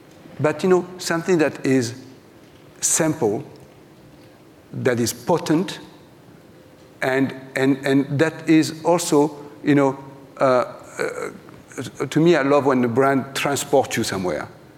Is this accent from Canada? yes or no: no; France; English is a second language; now in New York, United States; it was me, the French guy coming from New York, who having a culture shock in my hometown 36 years later.